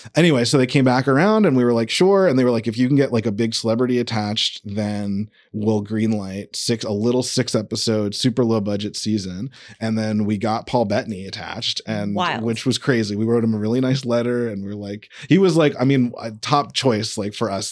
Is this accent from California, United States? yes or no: yes; San Diego, California, United States; moved away; also born or lived in New York; I'm actually from San Diego originally.